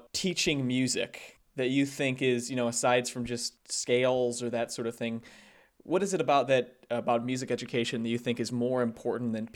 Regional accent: Sandwich, Illinois, United States; I'm from Sandwich, so I'm from, you know, a rural area too. My backyard was a cornfield growing up.

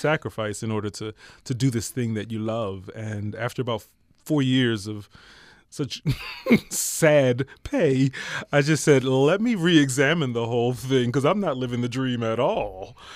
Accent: Philadelphia, Pennsylvania, United States; moved away as an adult; also born or lived in New York / Pearl Harbor; I'm originally from Philadelphia

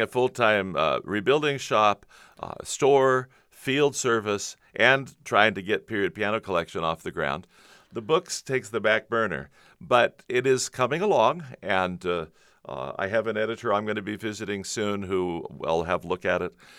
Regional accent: Covina, California, United States; Southern California, San Gabriel Valley. Grew up in Covina

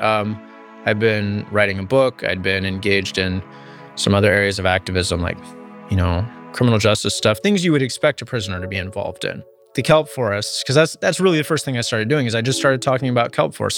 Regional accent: Marin County, Northern California, United States; I grew up in the redwoods. I grew up here in Northern California

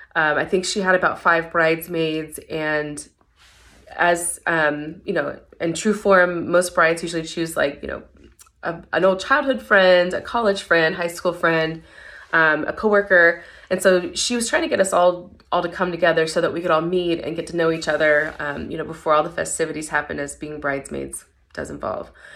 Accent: Tennessee, United States; moved away as an adult; also born or lived in Mississippi; now in San Antonio, United States; I'm not originally from San Antonio. I currently live here now, but I actually came here in 2011 I'm from Tennessee originally

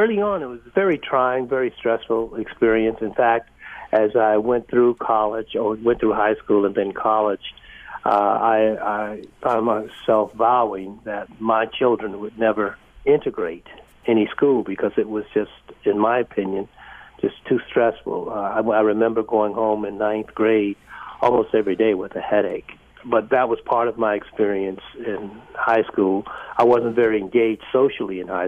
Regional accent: West Palm Beach, Florida, United States; also born or lived in Sanford, Florida; I grew up in West Palm Beach, Florida. I was born in Sanford

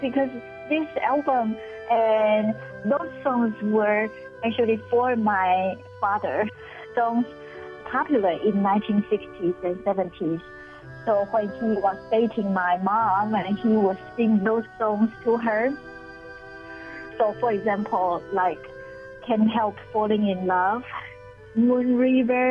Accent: Taiwan; English is a second language; now in Honolulu, United States; I came from Taiwan, I speak English, but my English has accent.

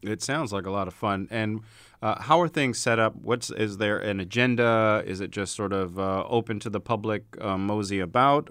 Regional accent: Baltimore, Maryland, United States; moved away; my hometown of Baltimore.

